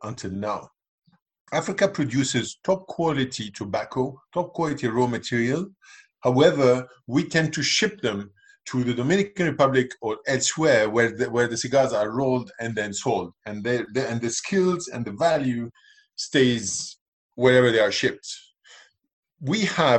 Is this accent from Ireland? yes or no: no; Lebanon; I'm from Lebanon. I grew up in Lebanon. I mean, I'm British, but I'm also Lebanese. I grew up in Lebanon